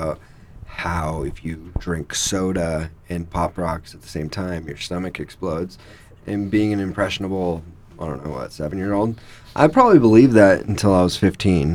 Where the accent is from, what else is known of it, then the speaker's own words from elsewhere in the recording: Littleton, Colorado, United States; I grew up in Littleton, Colorado